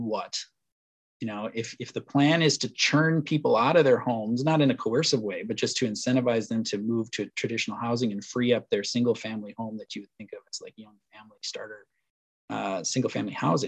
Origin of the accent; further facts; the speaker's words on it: Marshall County, Minnesota, United States; now in Duluth, United States; my hometown in Marshall County